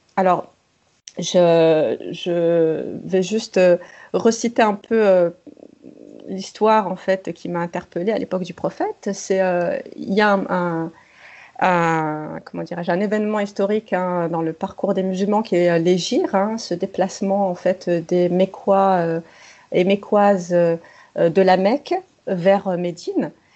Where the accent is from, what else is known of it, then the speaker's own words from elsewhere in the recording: France; je suis née, j'ai grandi en France